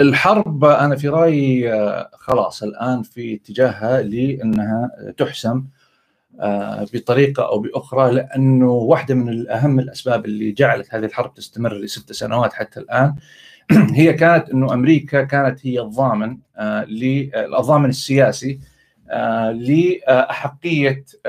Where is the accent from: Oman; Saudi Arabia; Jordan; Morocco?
Saudi Arabia; ضايقني شويه كسعودي